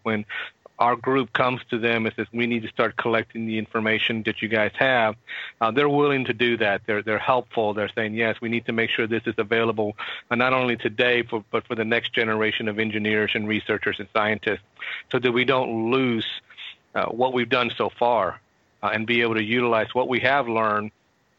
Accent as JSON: {"language": "English", "town": "Houston", "region": "Texas", "country": "United States", "tie": "born or raised there", "said": "I've been born and raised in Houston my whole life"}